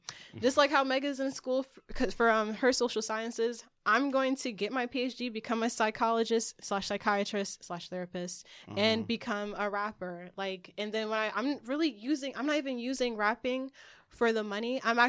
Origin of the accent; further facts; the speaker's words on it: Newark, New Jersey, United States; I grew up in Newark. And a lot of kids there, I'm going to say, I was a tomboy, I used to skateboard.